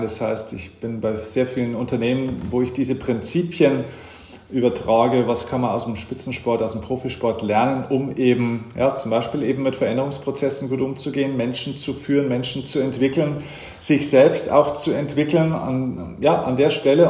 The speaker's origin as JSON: {"language": "German", "region": "Lower Bavaria", "country": "Germany", "tie": "born or raised there", "moved": "yes", "lives_now": "Munich, Germany", "said": "ich bin auch tatsächlich in Niederbayern geboren"}